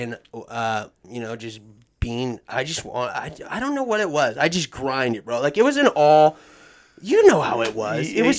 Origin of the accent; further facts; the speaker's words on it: Mill Creek, United States; The thing with growing up in Mill Creek is, like, Mill Creek, well, again, has money, right?